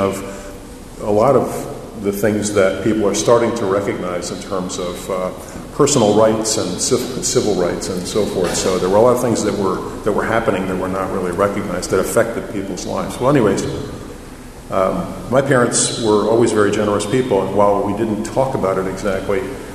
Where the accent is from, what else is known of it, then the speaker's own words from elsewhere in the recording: Cleveland, Ohio, United States; I'm from Cleveland, Ohio, which is arguably in the Midwest